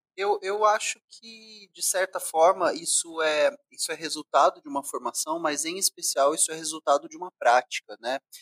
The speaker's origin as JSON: {"language": "Portuguese", "town": "Ribeirão Preto", "region": "São Paulo", "country": "Brazil", "also_born_or_lived": "Rio de Janeiro", "moved": "yes", "said": "Eu sou do interior de São Paulo, nasci em Ribeirão Preto"}